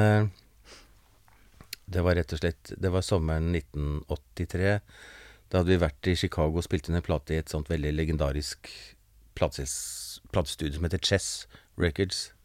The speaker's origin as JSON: {"language": "Norwegian", "region": "Oslo", "country": "Norway", "tie": "born or raised there", "said": "Jeg vokste opp på Manglerud"}